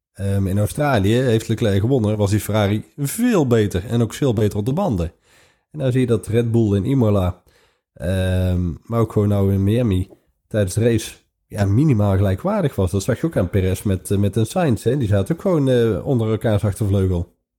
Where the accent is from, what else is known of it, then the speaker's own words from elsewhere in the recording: Netherlands; we uit Nederland komen